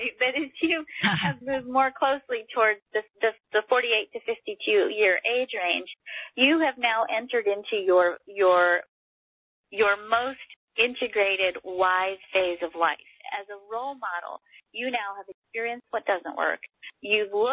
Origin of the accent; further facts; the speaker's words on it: Texas, United States; I am Texan